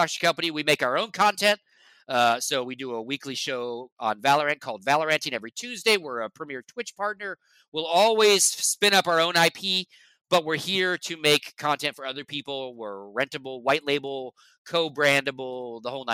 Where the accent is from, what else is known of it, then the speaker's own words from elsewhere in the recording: Lake Tahoe, Nevada, United States; also born or lived in Las Vegas, Nevada; And I grew up in Nevada. I grew up in Lake Tahoe, which is northern Nevada